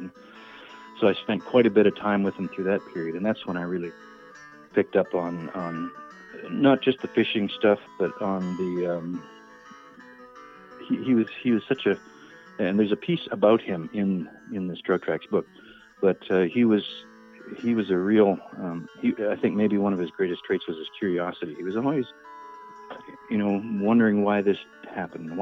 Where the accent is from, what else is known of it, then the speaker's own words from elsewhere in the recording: Edmonton, Alberta, Canada; moved away as an adult; now in Southern Alberta, Canada; I grew up in Edmonton in Alberta